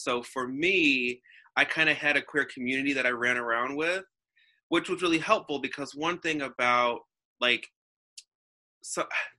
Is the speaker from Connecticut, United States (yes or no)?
no; Alton, Illinois, United States; also born or lived in Florissant; So I grew up on the Illinois border in Alton, and I also grew up around the Florissant area.